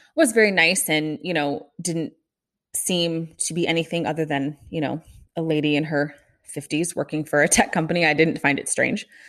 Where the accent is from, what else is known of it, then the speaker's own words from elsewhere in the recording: Kansas City, United States; moved away as an adult; also born or lived in Omaha, Nebraska; I am from Kansas City, grew up there